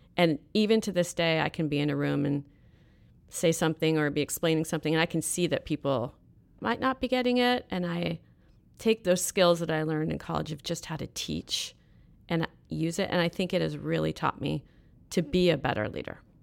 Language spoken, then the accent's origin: English; Fairfax, California, United States; I grew up in Northern California. I'm a true Northern California girl, so north of San Francisco in a small little town called Fairfax